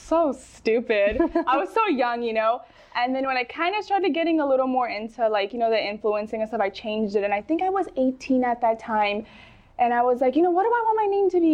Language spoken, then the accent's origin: English; California, United States; So I was born and raised in California. I've lived here my entire life